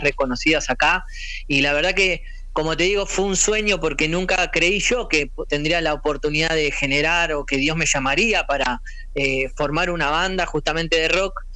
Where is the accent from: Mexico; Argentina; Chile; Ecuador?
Argentina; Yo me crié acá en, Argentina